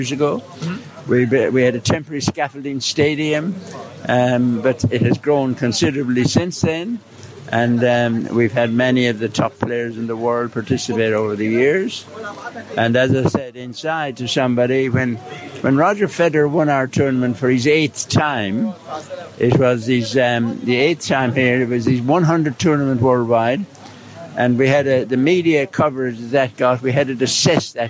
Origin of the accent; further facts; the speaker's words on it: Ireland; accent: Irish; now in Dubai, United Arab Emirates; my Irish accent